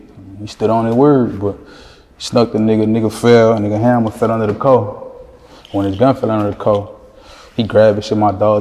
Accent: New Orleans, Louisiana, United States; also born or lived in Iowa / Baton Rouge; I moved to New Orleans when I was like 3 because I'm originally born in Iowa

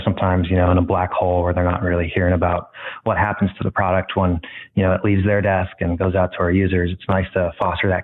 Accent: Stallings, North Carolina, United States; now in San Francisco, United States; I'm from Stallings, North Carolina, which is just south of Charlotte, North Carolina. And I'm currently residing and working in San Francisco, California

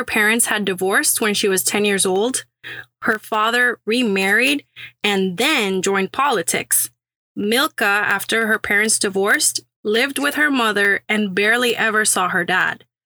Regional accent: Puerto Rico; also born or lived in Syracuse, New York; now in Houston, United States; a Syracuse School of Architecture graduate from Puerto Rico, now sweating in Houston, Texas

